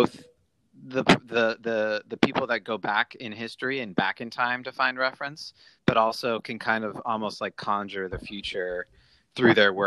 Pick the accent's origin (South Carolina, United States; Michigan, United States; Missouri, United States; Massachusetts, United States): Massachusetts, United States; Brookline; moved away; I'm from Brookline, Massachusetts, right outside Boston.